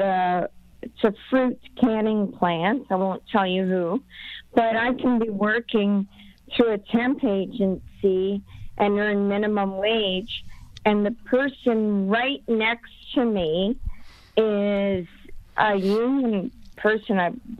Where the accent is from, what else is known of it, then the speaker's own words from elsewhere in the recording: Hamilton, Ontario, Canada; I'm from Hamilton